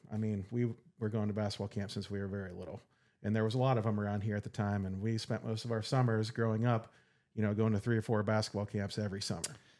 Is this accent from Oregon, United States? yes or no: no; Saegertown, Pennsylvania, United States; I grew up in Sager Town, Pennsylvania